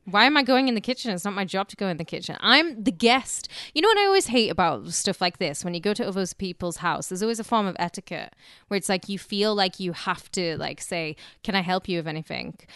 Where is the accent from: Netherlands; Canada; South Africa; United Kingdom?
United Kingdom; now in United States; we obviously don't have it in Britain